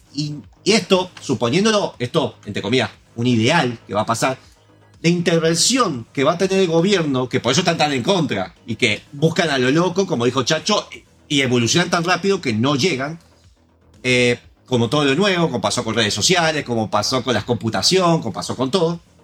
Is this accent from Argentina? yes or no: yes; Argentina